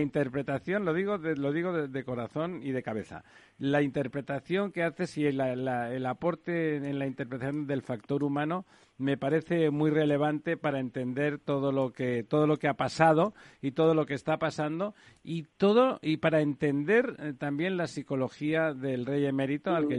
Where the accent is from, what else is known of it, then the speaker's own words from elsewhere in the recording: Spain; como españoles